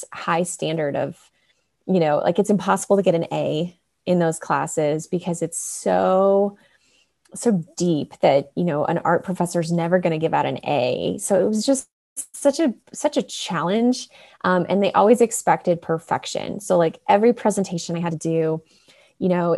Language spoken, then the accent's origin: English; Chicago suburbs, Illinois, United States; moved away as an adult; now in Colorado, United States; I grew up in the Chicago suburbs and ended up going to college about an hour from where I grew up.